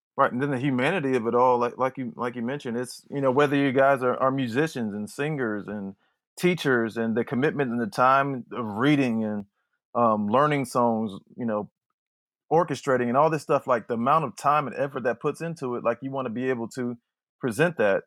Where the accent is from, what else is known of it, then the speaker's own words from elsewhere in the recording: Youngstown, Ohio, United States; I'm from Youngstown, Ohio, and Youngstown is, is a football town. It's the Steel City, kinda de-, declined Steel City, so everything we had was based around football. Friday nights was, was everything. So growing up with that environment